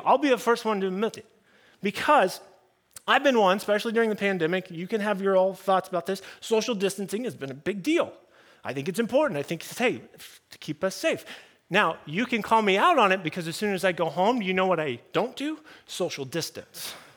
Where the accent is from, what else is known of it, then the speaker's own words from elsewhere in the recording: United States; I'm talking American culture